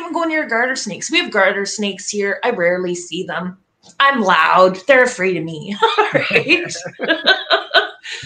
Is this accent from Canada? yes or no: yes; Canada; I am from Canada